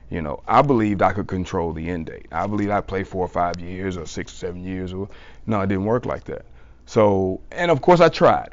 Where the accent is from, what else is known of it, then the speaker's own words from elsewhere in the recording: South Mississippi, United States; I'm from South Mississippi